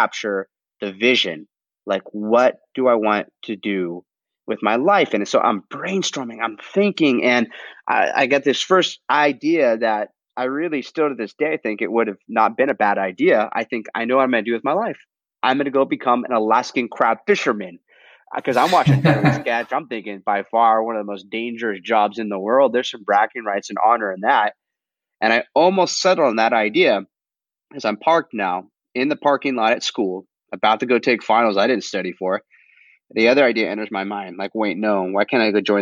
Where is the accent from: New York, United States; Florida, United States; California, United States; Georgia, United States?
California, United States; Southern; my hometown, Southern California